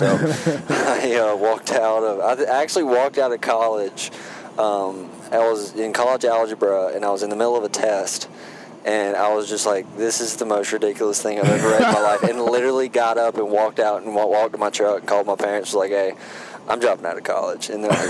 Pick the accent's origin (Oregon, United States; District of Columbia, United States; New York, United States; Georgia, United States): Georgia, United States; Thomaston; moved away as an adult; now in Hamilton, Montana, United States; I'm Thomaston, Georgia, so it's like about 45 minutes south of Atlanta.